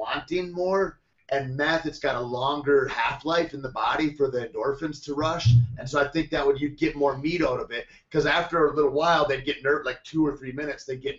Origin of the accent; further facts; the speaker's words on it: Michigan, United States; also born or lived in Alpena, Michigan / Lansing, Michigan; we grew up in Michigan